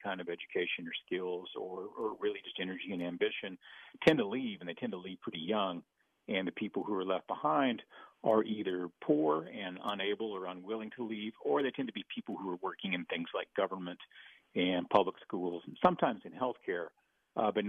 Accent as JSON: {"language": "English", "region": "Texas", "country": "United States", "said": "I'm from Texas"}